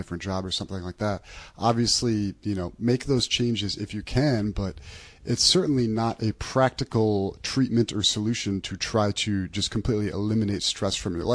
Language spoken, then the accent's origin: English; Buffalo, New York, United States; I'm from Buffalo, New York, and it's a very blue collar city